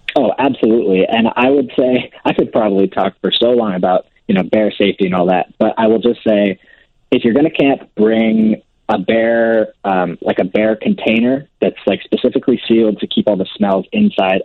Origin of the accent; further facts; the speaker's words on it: California, United States; also born or lived in Manhattan, New York; now in New York City, United States; we're originally both from California